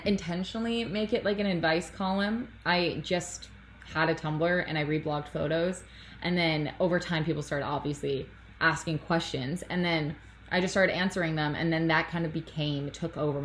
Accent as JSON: {"language": "English", "town": "Toronto", "region": "Ontario", "country": "Canada", "tie": "born or raised there", "said": "I'm 3 hours north of my hometown. I'm from Toronto"}